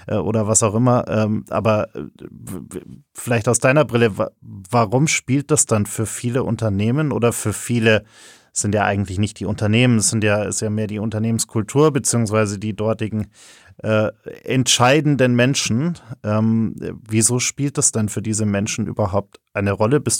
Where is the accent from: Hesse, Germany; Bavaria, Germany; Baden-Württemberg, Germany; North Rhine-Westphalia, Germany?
Bavaria, Germany; Munich; moved away as an adult; now in Berlin, Germany; Ja, ich bin gebürtiger Münchner.